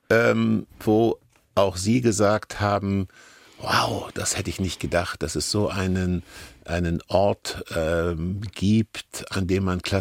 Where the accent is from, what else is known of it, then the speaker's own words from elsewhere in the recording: Hesse, Germany; Ich bin gewissermaßen in Hessen im Wald groß geworden.